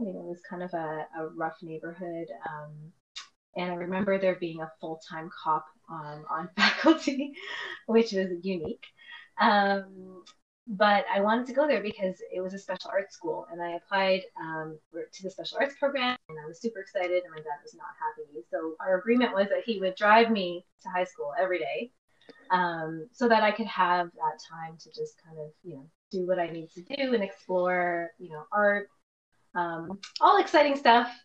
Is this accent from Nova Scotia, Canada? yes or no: no; Toronto, Ontario, Canada; I was born in Scarborough